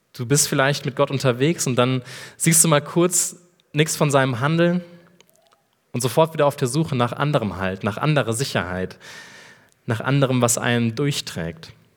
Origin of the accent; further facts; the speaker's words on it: Rhineland, Germany; moved away as an adult; now in Erlangen, Germany; Ich bin geboren im Rheinland